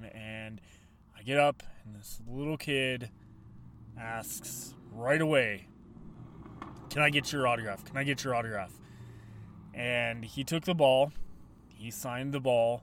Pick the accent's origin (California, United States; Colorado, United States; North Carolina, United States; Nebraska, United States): Colorado, United States; Colorado Springs; growing up in Colorado Springs, Colorado